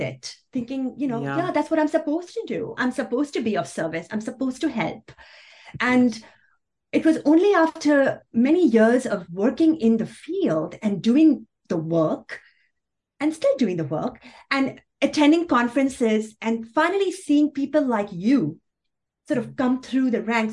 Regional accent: Kuwait; moved away as an adult; also born or lived in Pakistan; now in United States; I'm Pakistani, was born in Pakistan, grew up in Kuwait, came here right during the invasion

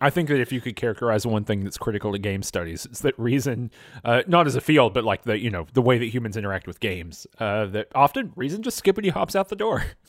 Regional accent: United States

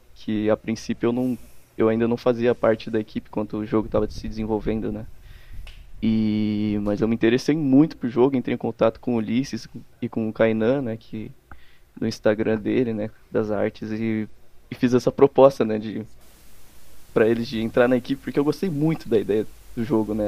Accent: Campinas, São Paulo, Brazil; Eu, eu sou de Campinas, na verdade. De interior de São Paulo, né?

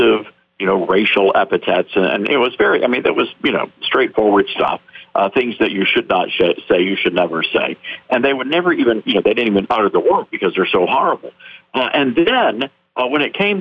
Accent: the South, United States; I'm a Southerner, and so I, you know, by birth

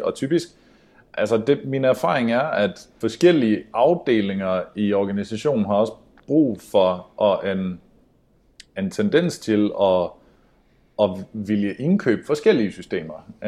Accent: Sweden; moved away; also born or lived in Denmark; jag är svensk

